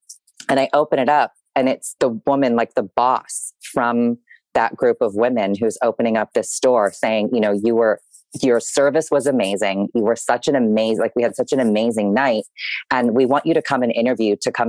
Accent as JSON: {"language": "English", "town": "San Diego", "region": "California", "country": "United States", "tie": "born or raised there", "also_born_or_lived": "New York", "moved": "as an adult", "said": "I was born and raised in San Diego."}